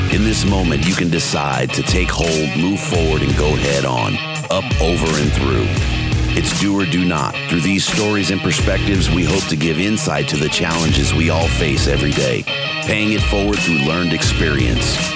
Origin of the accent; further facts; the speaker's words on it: Provo, Utah, United States; now in Vernal, United States; I'm from Vernal, Utah. I grew up in Provo, Utah